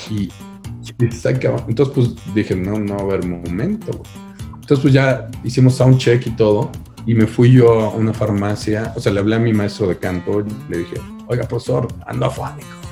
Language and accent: Spanish; Mexico; Que los mexicanos somos envidiosos